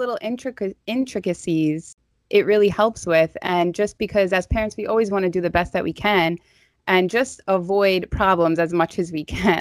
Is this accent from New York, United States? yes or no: yes; New York City, New York, United States; accent: Staten Island; my Staten Island accent